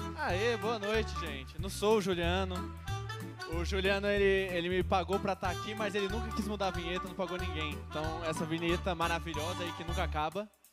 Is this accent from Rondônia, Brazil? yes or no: no; Goiânia, Goiás, Brazil; sou de Goiânia